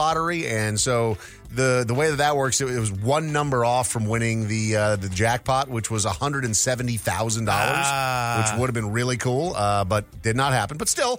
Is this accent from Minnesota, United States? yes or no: yes; Minnesota, United States; I grew up in Minnesota